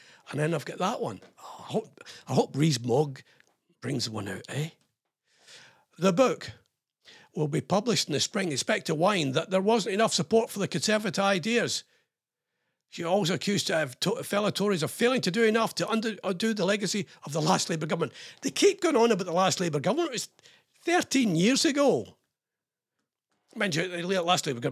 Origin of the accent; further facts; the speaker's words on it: Scotland, United Kingdom; I'm ex-RAF and I'm Scottish.